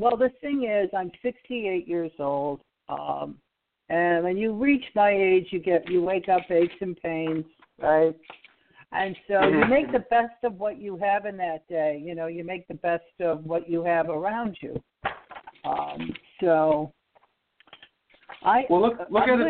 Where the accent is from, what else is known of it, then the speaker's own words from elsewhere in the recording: Boston, Massachusetts, United States; now in Alabama, United States; I'm originally from Boston